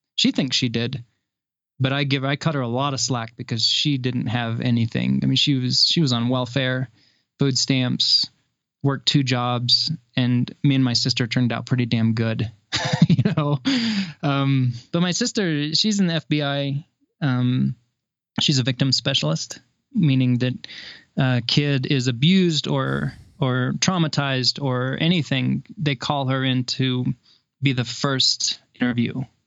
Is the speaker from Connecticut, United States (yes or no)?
no; Kansas, United States; also born or lived in Seattle / Louisville, Colorado; now in Colorado, United States; growing up in the Midwest in a small Kansas town